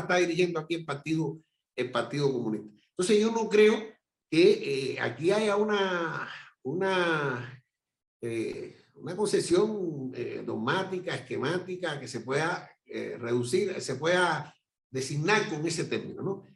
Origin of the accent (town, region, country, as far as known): Cuba